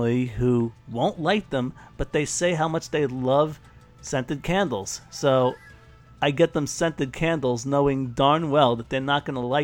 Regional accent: New York City, New York, United States; I'm a New Yorker

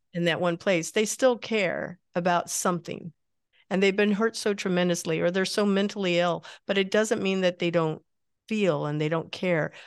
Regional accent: Midwest, United States; I grew up in the Midwest

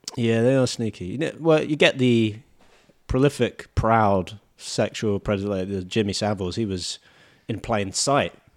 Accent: United Kingdom; now in Australia; I'm British

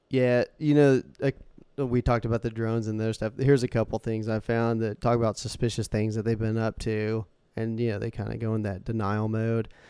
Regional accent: United States; We're American

